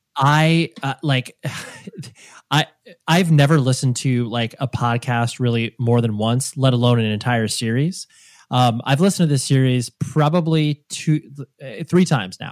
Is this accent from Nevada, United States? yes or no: yes; Las Vegas, Nevada, United States; I was born in Vegas